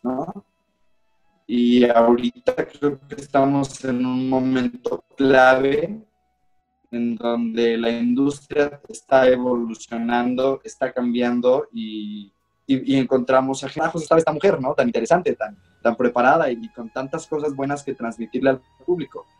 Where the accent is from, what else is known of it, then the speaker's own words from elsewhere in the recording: León, Guanajuato, Mexico; crecí en León